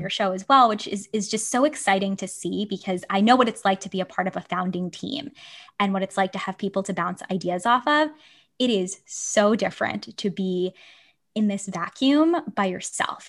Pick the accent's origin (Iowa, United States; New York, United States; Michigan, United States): New York, United States; New York City; moved away as an adult; now in San Francisco, United States; I grew up on Staten Island